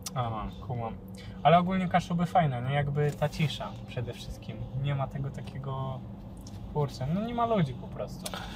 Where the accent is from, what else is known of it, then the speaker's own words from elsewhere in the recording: Elbląg, Warmian-Masurian Voivodeship, Poland; ja z Elbląga pochodzę